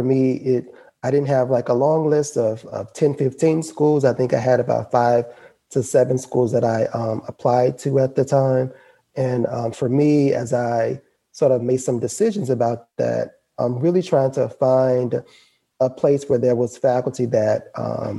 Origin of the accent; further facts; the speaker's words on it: Baton Rouge, Louisiana, United States; I am a Louisiana native, born and raised in Baton Rouge, Louisiana